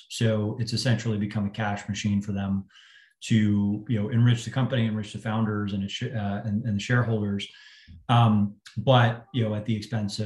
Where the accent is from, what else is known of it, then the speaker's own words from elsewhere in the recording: Northeast, United States; also born or lived in Boston; I grew up in the Northeast